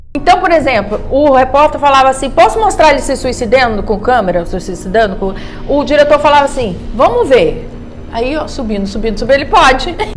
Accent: Campos dos Goytacazes, Rio de Janeiro, Brazil; eu sou de Campos dos Goitacazes

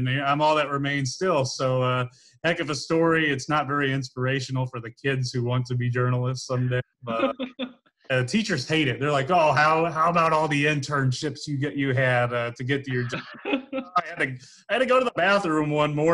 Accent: Bloomington, Illinois, United States; moved away as an adult; also born or lived in DeKalb, Illinois; now in Springfield, United States; I'm from Bloomington Normal. So I was Dana Ford's ball boy back when he was in college when I was a little kid.

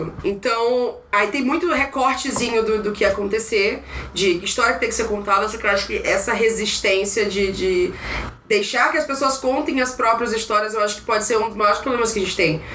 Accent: Maranhão, Brazil; now in São Paulo, Brazil; sou do Maranhão

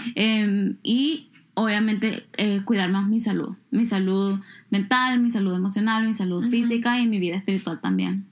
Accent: El Salvador; moved away; mi país

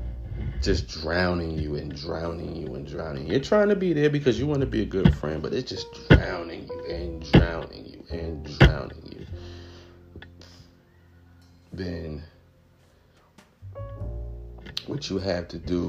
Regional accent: New Jersey, United States; we're both from Jersey

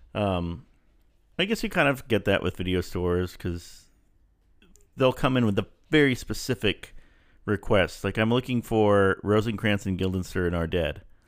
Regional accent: El Paso, Texas, United States; moved away; I grew up in El Paso

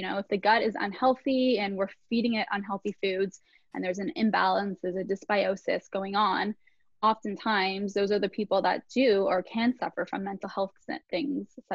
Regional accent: Toronto, Ontario, Canada; I'm from Toronto, Canada.

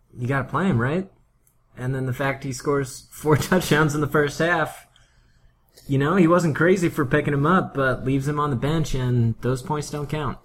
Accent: Pennsylvania, United States; growing up in Pennsylvania

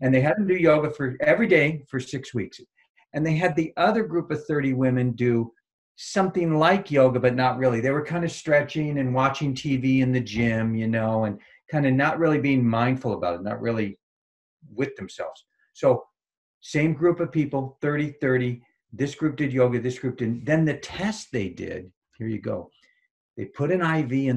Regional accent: Marin County, San Francisco Bay Area, California, United States; I grew up in Marin County in the San Francisco Bay Area, kind of Hippieville

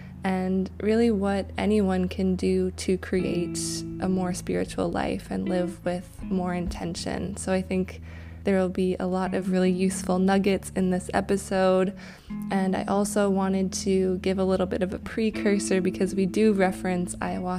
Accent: Canada; you're from the UK, I'm from Canada, and we didn't exactly grow up in that sort of circumstance.

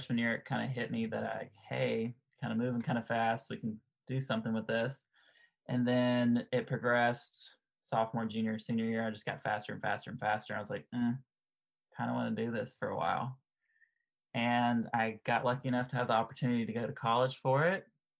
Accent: United States; But, you know, growing up in America, it's football, basketball, baseball.

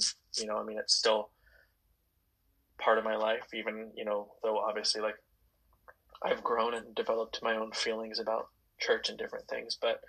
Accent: Vancouver, Washington, United States; I was born in Vancouver, Washington

